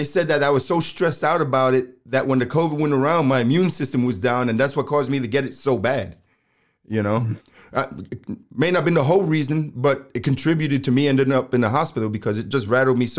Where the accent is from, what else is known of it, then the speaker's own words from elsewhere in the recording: New York City, New York, United States; I was born and raised in New York City, and I've never had a pet, not even a freaking goldfish.